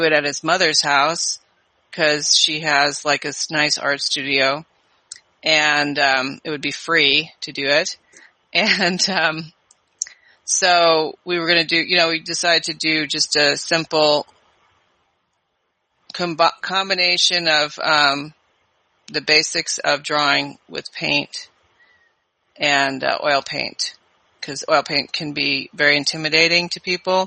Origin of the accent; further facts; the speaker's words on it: California, United States; moved away as an adult; also born or lived in New York City; I was from California, so it was a big move.